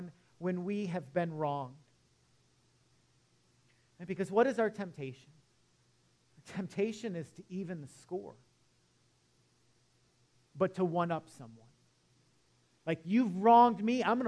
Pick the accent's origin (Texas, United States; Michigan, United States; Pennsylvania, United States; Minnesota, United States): Michigan, United States; Detroit; moved away; I grew up in Metro Detroit